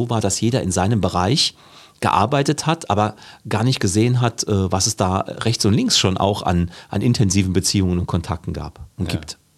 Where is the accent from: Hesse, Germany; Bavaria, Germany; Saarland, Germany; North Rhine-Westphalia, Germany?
Saarland, Germany